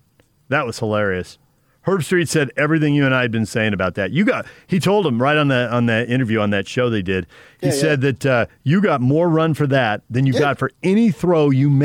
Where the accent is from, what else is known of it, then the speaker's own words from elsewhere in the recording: San Diego, California, United States; now in Utah, United States; I grew up in San Diego